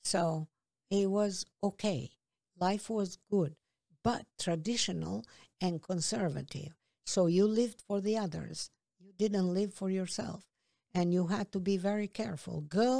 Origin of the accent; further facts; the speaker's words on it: Peja, Kosovo; now in New York City, United States; I grew up in Peja.